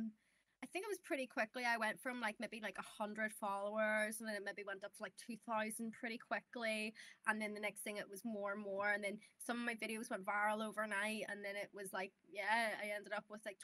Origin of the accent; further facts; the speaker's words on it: Belfast, Northern Ireland, United Kingdom; accent: northern (Irish); my accent isn't even comparable to that southern accent. So we're northern